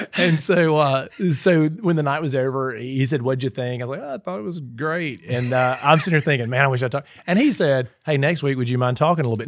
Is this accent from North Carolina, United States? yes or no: no; Sugar Lock, Mississippi, United States; moved away as an adult; also born or lived in Kemper County, Mississippi / Scooba, Mississippi; now in Petal, United States; I grew up in Knoxville County, but we were in Kemper County a lot.